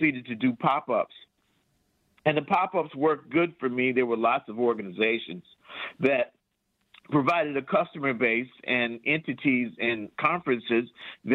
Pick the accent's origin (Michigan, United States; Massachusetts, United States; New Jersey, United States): Michigan, United States; Detroit; also born or lived in Lansing; now in Detroit, United States; I'm from Detroit